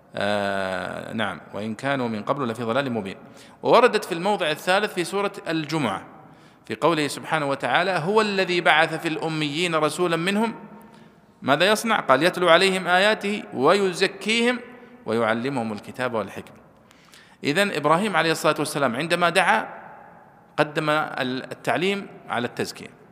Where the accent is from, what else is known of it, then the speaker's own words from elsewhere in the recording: Saudi Arabia; عندنا في السعودية